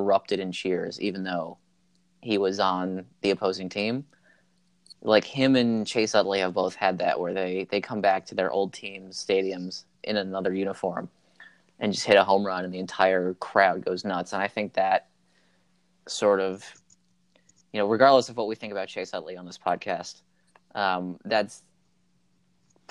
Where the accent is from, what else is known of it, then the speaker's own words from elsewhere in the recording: New Jersey, United States; moved away; I was growing up in New Jersey